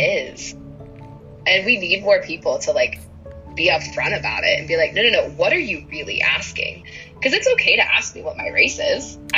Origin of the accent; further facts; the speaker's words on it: Ohio, United States; Born and raised in Ohio